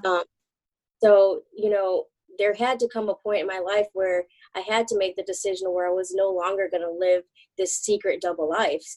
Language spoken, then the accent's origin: English; Michigan, United States; also born or lived in Texas; I was born in Texas but raised in Michigan